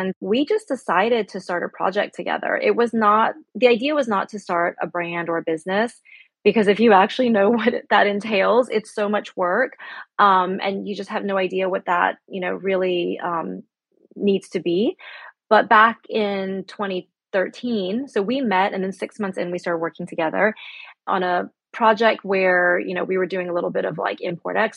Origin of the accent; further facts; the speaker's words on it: United States; moved away; also born or lived in Shanghai, China / Spain; me being American